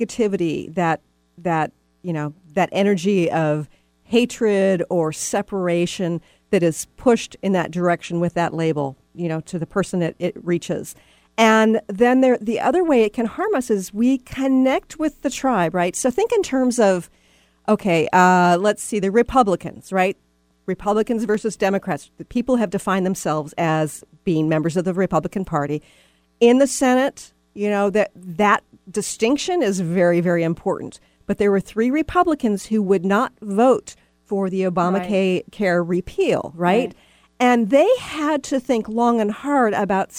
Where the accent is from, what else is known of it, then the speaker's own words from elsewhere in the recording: Texas, United States; moved away; I'm from Texas originally